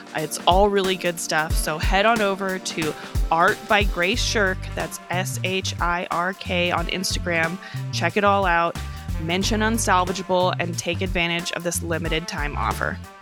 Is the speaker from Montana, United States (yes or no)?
no; Northern California, United States; I'm from Northern California